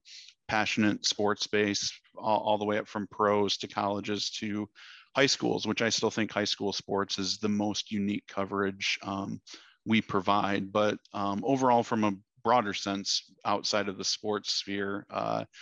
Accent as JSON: {"language": "English", "region": "Michigan", "country": "United States", "tie": "born or raised there", "moved": "yes", "lives_now": "Dallas, United States", "said": "I grew up in Michigan."}